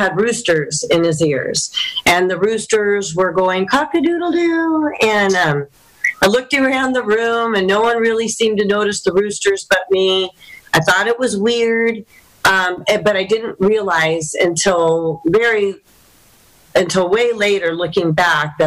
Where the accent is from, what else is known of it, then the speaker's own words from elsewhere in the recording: Los Alamitos, California, United States; So I'm from the area here. I grew up in Los Alamitos in North Orange County.